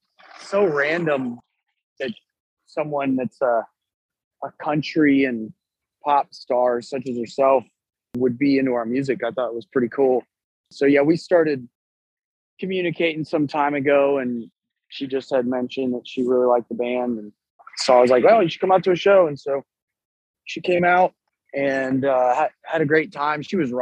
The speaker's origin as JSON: {"language": "English", "region": "Texas", "country": "United States", "said": "Of course, I'm from Texas, you know."}